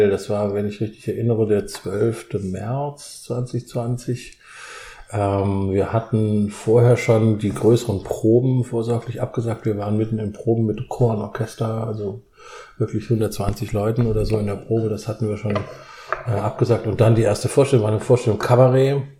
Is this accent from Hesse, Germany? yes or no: no; Heidelberg, Baden-Württemberg, Germany; Also … ist mein Name. Ähm, ich komme aus